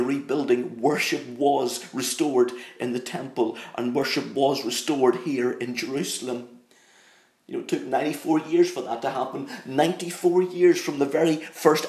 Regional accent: Northern Ireland, United Kingdom; I'm from Northern Ireland, very proud of the fact that I'm an Ulsterman through and through. And this accent, it's not something that I've put on.

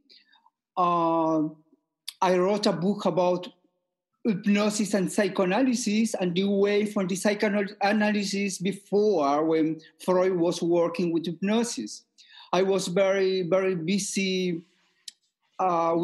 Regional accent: Peru; moved away as an adult; now in Vienna, Austria; I am originally from Peru. Okay, I am living in Austria 30 years.

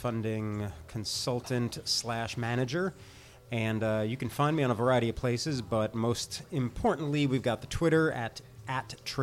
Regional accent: Weehawken, New Jersey, United States; I grew up in Weehawken

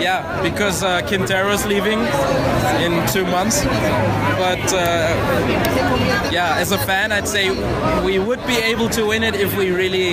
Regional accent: Germany; now in Medellin, Colorado, United States; I'm Colombian German.

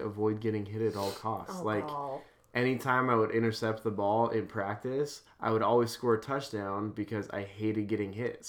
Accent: Boise, Idaho, United States; So I was born and raised in Boise, Idaho.

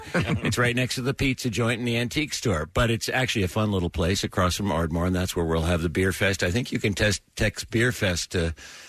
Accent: England, United Kingdom; I'm a Brit.

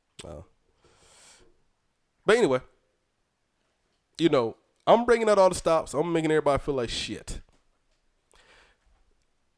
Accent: Fayetteville, United States; moved away; I go back home to my hometown

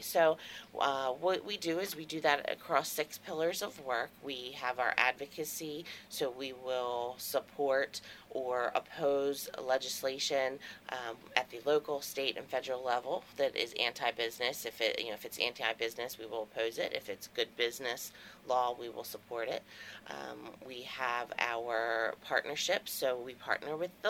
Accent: White Marsh, Maryland, United States; also born or lived in Harford County, Maryland; I'm born and raised in Maryland, Baltimore. I grew up in White Marsh

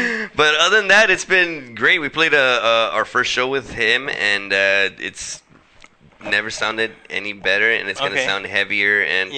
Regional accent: Los Angeles, California, United States; born and raised in South Central LA.

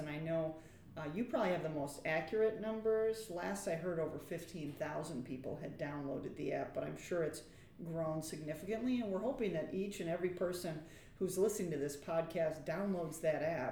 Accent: just south of the Twin Cities, Midwest, Minnesota, United States; now in Madison, United States; I grew up in the Midwest, in actually just south of the Twin Cities.

